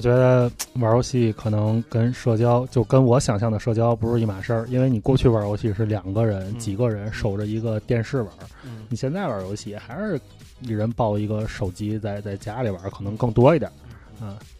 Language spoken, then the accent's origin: Chinese; Tianjin, China; 我们天津人专治各种不服